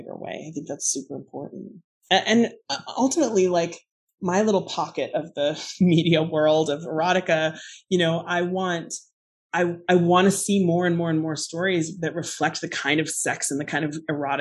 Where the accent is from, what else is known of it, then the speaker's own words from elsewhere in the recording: Alaska, United States; moved away; I grew up in Alaska. I left home in the 90s.